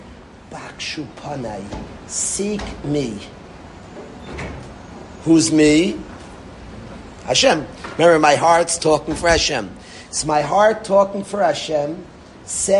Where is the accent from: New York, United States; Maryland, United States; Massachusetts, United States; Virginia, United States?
New York, United States; New York City; I grew up in Far Rockaway